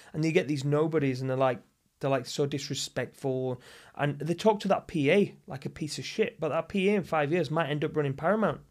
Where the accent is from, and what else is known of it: the north of England, United Kingdom; now in Los Angeles, United States